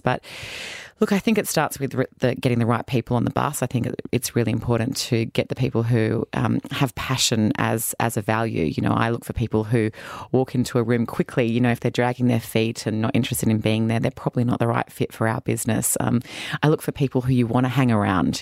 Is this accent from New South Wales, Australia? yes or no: yes; Sydney, New South Wales, Australia; moved away as an adult; also born or lived in United States; I'm from Sydney, Australia. Uh, down south, my parents still live there in a little suburb called Lugano.